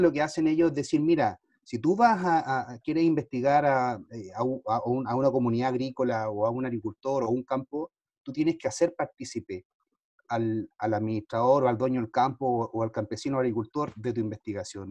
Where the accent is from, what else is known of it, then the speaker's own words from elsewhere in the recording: Chile; soy chileno